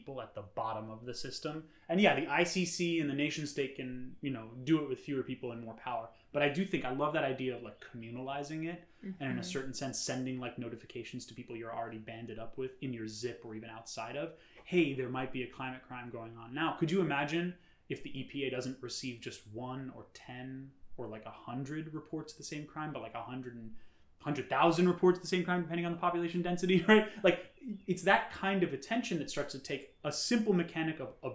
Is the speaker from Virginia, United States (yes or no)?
no; New York City, New York, United States; growing up in New York City